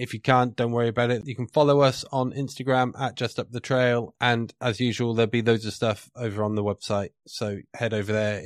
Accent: Leominster, West Midlands, United Kingdom; moved away; I'm from Leinster originally

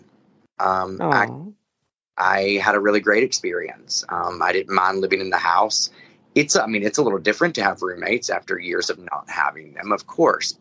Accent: the South, United States; I'm a Southerner

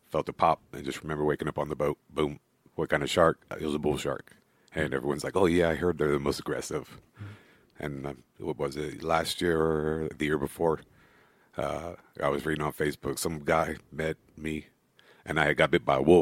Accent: England, United Kingdom; now in Miami, United States; yeah, I was coming from England, so and my dad was military in the Air Force

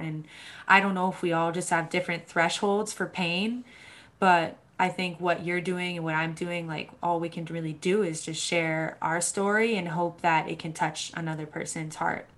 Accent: Boston, Massachusetts, United States; I grew up in Boston, Massachusetts

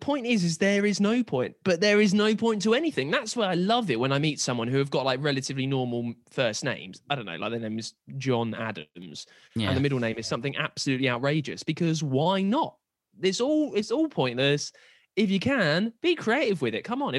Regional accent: United Kingdom; I'm British.

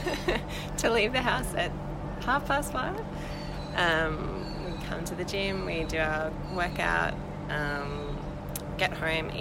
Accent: Townsville, Queensland, Australia; moved away as an adult; now in Brisbane, Australia; I'm originally from Townsville, moved to Brisbane a few years ago, about seven now actually

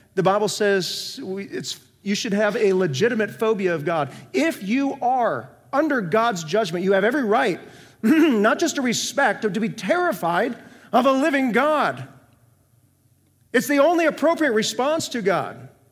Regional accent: North Iowa, United States; moved away; also born or lived in Central Florida; I grew up in North Iowa, twenty minutes south of the Minnesota border

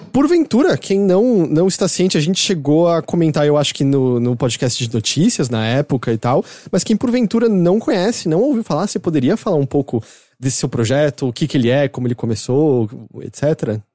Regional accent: São Paulo, Brazil; moved away as an adult; now in Japan; eu sou internacional, mas sou de São Paulo

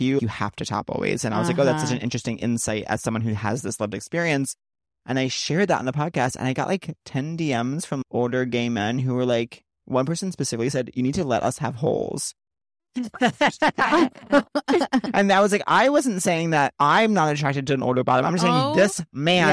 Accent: East Northport, New York, United States; moved away; I'm from East Northport

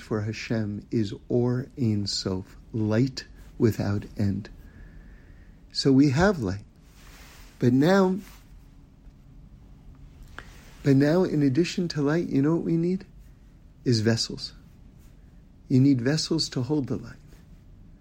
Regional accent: New York City, New York, United States; moved away; I grew up in New York City on 79th Street and Broadway

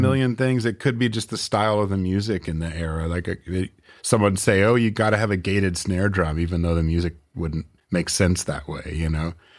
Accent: Northern California, United States; moved away as an adult; also born or lived in Oakland / Grass Valley / Nevada City / Chico; now in Portland, United States; I'm from California, actually. I, I grew up in Northern California.

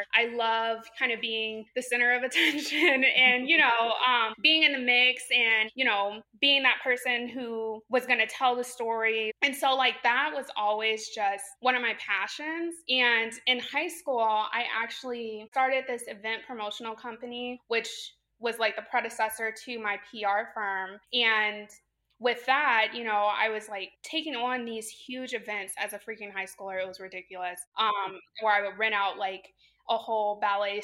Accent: Champaign, Illinois, United States; moved away as an adult; also born or lived in North Carolina / St. Louis, Missouri; I was born and raised in Champaign, Illinois.

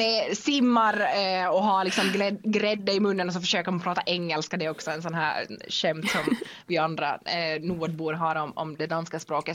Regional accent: Vaasa, Ostrobothnia, Finland; accent: Finland Swedish; first language Finnish and Swedish; moved away as an adult; also born or lived in Denmark; uppvuxen i Vasa i Finland så det är ju helt finlandssvenskt och det hör ni nu, jag pratar finlandssvenska nu

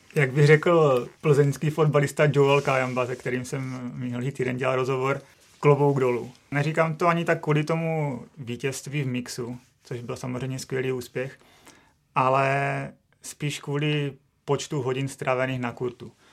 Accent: Czechia; jsme Češi

